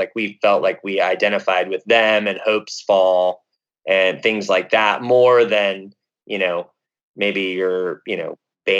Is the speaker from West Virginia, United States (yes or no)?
no; Minnesota, United States; born there; now in California, United States; No, I have family in Minnesota. Like I was born in Minnesota. So I'm back in the Midwest a lot visiting them.